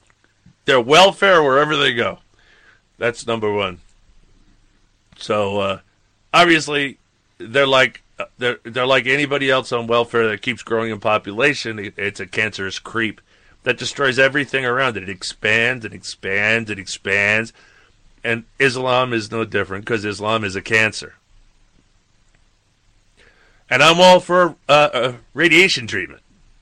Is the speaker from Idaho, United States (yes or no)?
no; Michigan, United States; Anyway, we're from Michigan.